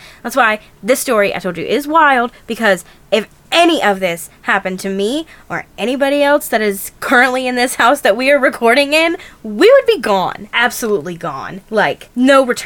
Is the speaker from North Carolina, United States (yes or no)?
yes; North Carolina, United States; we are from North Carolina